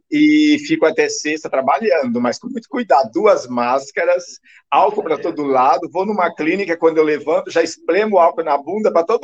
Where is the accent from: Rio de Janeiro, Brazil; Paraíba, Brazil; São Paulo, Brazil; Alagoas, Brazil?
São Paulo, Brazil; Presidente Prudente; also born or lived in Naviraí, Brazil; Eu sou de Presidente Prudente, São Paulo, mas nesse período eu já estava morando em Naviraí, Mato Grosso do Sul, uma cidade bem no, na fronteira ali do Paraná. E eu morei alguns anos lá, morei quatro anos em Naviraí